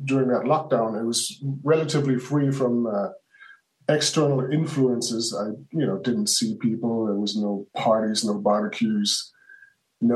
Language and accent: English; Hamburg, Germany; I grew up in Hamburg, Germany